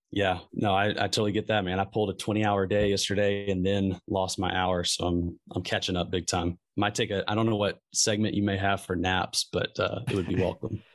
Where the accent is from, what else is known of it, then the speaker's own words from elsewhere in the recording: Memphis, Tennessee, United States; I'm from Memphis and I live in Memphis.